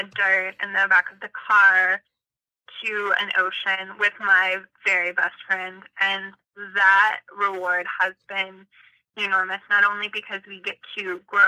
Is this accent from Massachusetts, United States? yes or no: no; Destin, Florida, United States; our hometown, which is on the Gulf Coast in Florida, it's one of the most beautiful places I've ever seen and ever been. It's the ocean, and it's where I was born